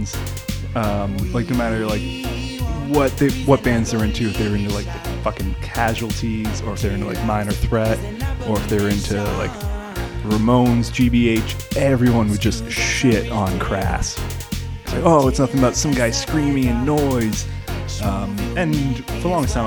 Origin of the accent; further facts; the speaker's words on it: Canada; I'm from Canada